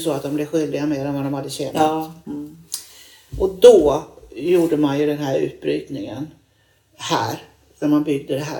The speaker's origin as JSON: {"language": "Swedish", "town": "Upplands Väsby", "region": "Stockholm County", "country": "Sweden", "tie": "born or raised there", "said": "Och jag som jag är uppväxt i Upplands Väsby och 1972, för det var ju samma utveckling"}